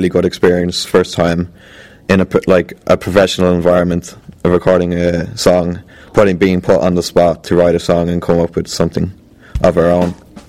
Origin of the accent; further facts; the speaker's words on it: Baldoyle, Leinster, Ireland; I'm from Baldoyle.